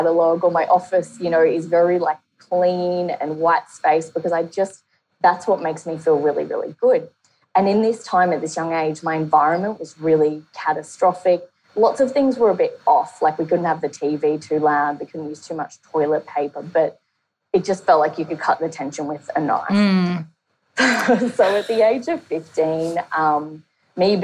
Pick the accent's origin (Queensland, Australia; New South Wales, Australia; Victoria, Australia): Queensland, Australia; Brisbane; I'm from Brisbane, Australia